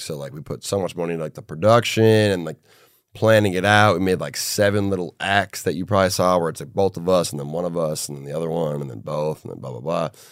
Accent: Minneapolis, Minnesota, United States; my hometown, Minneapolis

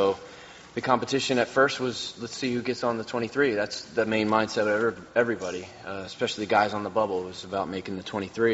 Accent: Maryland, United States; growing up in Maryland

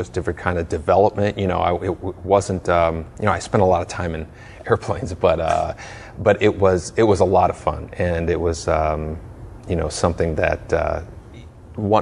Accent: Chicago, Illinois, United States; I was born in Chicago.

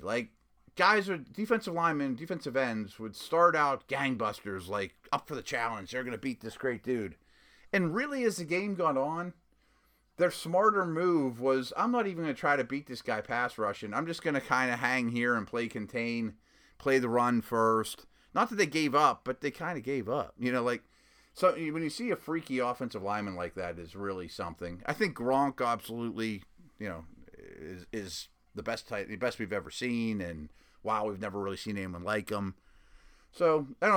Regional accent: Pittsburgh, Pennsylvania, United States; I was from Pittsburgh

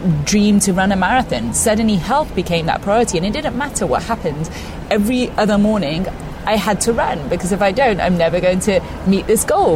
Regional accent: Gloucestershire, South West England, United Kingdom; I grew up in Gloucestershire, where very much everyone else was, you know, Anglo-Saxon

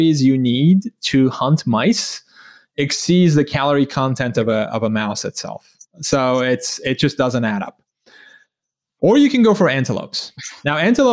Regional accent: Turkey; moved away as an adult; I grew up in Turkey. I lived there for 17 years

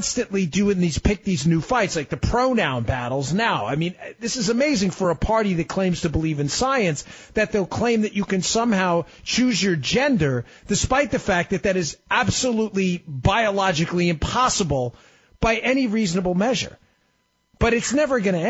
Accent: New York, United States; moved away as an adult; also born or lived in Maryland; now in Florida, United States; I grew up in New York, lived in Maryland for over a decade. Now I'm down in the great state

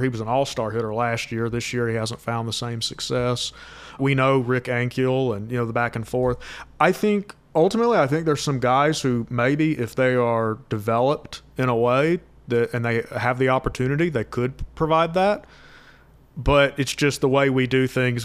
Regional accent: Georgia, United States; I was born in 1993, so growing up in Georgia

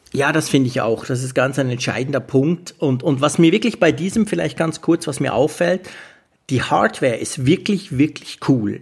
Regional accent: Switzerland; als Schweizer

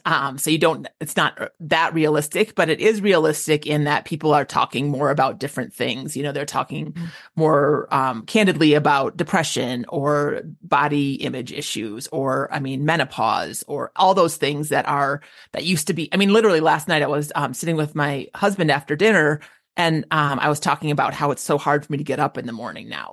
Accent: Minneapolis, Minnesota, United States; moved away; I grew up in the Twin Cities.

